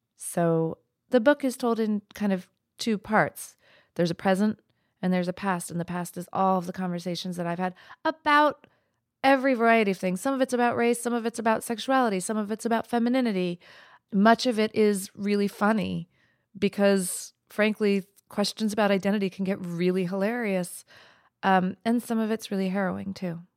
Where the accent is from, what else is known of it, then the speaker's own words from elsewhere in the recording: New Mexico, United States; my life growing up in New Mexico as an East Indian woman